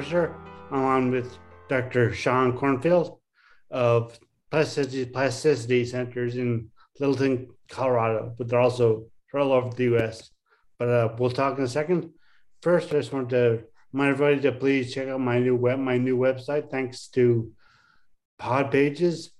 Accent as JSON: {"language": "English", "town": "St. John's", "region": "Newfoundland and Labrador", "country": "Canada", "tie": "born or raised there", "said": "both from my hometown, St. John's, Newfoundland."}